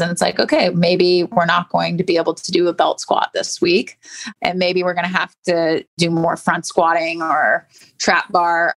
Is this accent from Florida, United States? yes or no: yes; St. Petersburg, Florida, United States; also born or lived in Virginia; I grew up in St. Pete, just down the street from IMG Academy